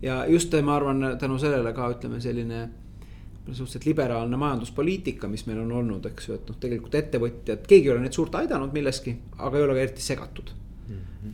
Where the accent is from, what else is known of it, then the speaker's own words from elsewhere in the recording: Tallinn, Harju County, Estonia; Lasnamäel üles kasvanud